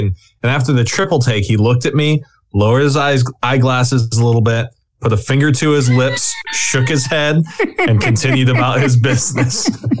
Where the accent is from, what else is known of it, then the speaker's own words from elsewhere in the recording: St. George, Utah, United States; near where I grew up in St. George, right? Like basically a town over from where I grew up in St. George.